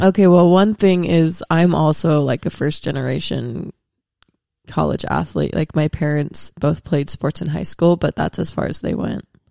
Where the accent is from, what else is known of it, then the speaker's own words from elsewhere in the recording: Washington, United States; I'm from Washington State, so I didn't really grow up around a lot of L D S people